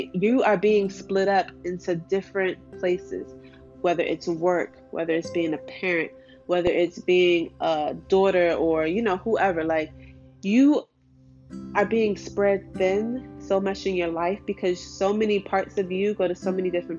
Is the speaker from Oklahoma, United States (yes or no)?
no; Washington, District of Columbia, United States; I grew up in Southeast DC, like ratchet ass, ghetto ass neighborhood.